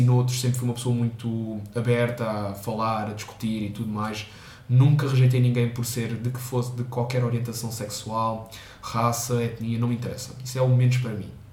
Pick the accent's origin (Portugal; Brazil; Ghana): Portugal; sou português, sou estudante